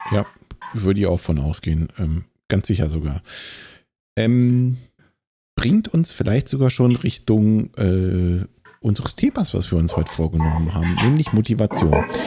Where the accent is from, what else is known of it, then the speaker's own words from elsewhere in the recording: Bonn, North Rhine-Westphalia, Germany; moved away; wohlgemerkt auch meine Geburtsstadt